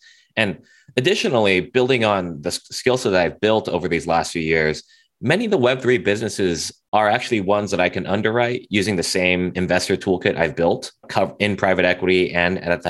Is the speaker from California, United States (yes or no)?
yes; Cupertino, California, United States; I grew up in Cupertino, California, so in the heart of Silicon Valley.